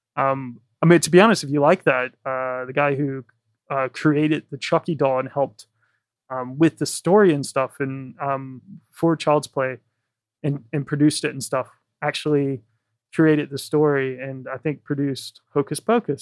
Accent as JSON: {"language": "English", "region": "Virginia", "country": "United States", "tie": "born or raised there", "moved": "as an adult", "lives_now": "London, United Kingdom", "said": "I'm from Virginia. I never would have thought when I was a kid growing up that I'd be living in London."}